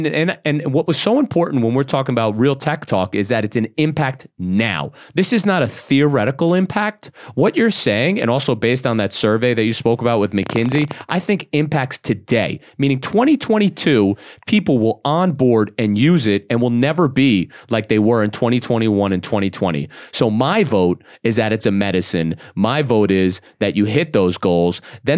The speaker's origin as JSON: {"language": "English", "town": "Brooklyn", "region": "New York", "country": "United States", "tie": "born or raised there", "said": "I'm from Brooklyn, right? Mm-hmm. And when growing up in Brooklyn, we wouldn't even give our real name."}